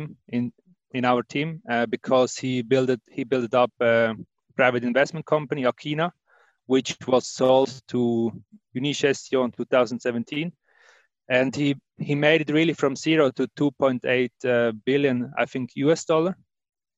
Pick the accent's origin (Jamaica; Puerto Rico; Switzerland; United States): Switzerland; Wettingen, Aargau; So I was born in Wettingen. It's near Baden, and that's more or less the area where I grew up